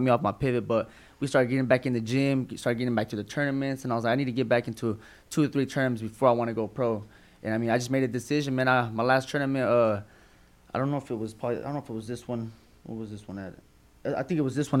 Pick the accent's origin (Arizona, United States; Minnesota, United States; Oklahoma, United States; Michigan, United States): Oklahoma, United States; Tulsa; Born and raised in Tulsa, Oklahoma